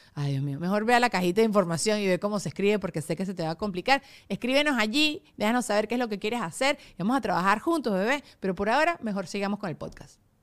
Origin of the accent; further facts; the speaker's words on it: Venezuela; moved away as an adult; also born or lived in United States; siempre soy de la Venezuela o, no sé, la venezolana.